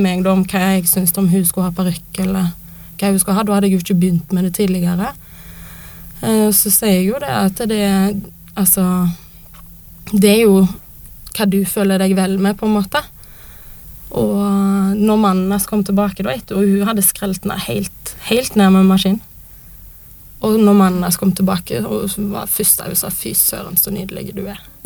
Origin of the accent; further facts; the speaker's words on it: Western Norway, Norway; now in Oslo, Norway; bor jo på Vestlandet, der jeg er fra